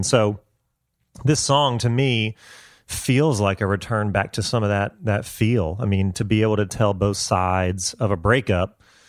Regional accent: Augusta, Georgia, United States; moved away as an adult; now in Nashville, United States; Charles and I grew up together in Augusta, Georgia

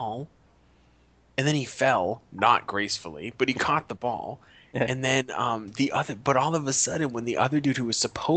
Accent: Boston, Massachusetts, United States; now in Los Angeles, United States; I'm from Boston

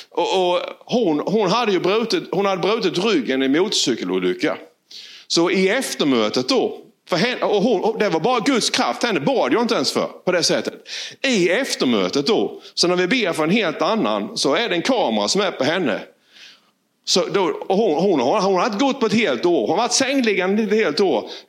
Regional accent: Valje, Blekinge, Sweden; från Valje.

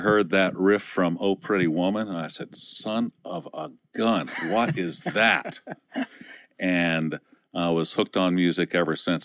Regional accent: Ohio, United States; industrial area where I was raised in Ohio

